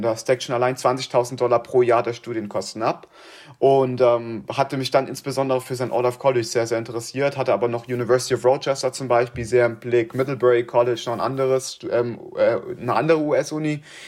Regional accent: Kaiserslautern, Rhineland-Palatinate, Germany; moved away as an adult; now in Northfield, United States; ich komme aus Kaiserslautern, ich bin 19 Jahre alt, Kaiserslautern, Rheinland-Pfalz

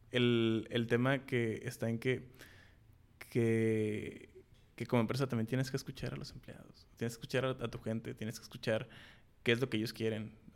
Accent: Mexico; El poner alto el nombre de, nosotros como mexicanos y también la bandera, ¿no?

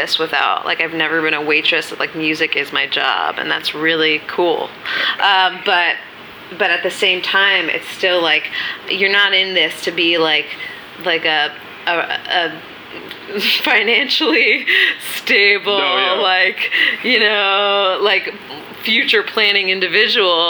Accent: New York City, New York, United States; I grew up on Minetta Lane, and that's down the block from Cafe Wa and down the block from Bleecker and McDougal.

